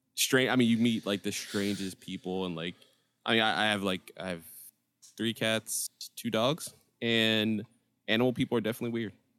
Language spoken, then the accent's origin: English; Philadelphia, Pennsylvania, United States; I grew up in North Philly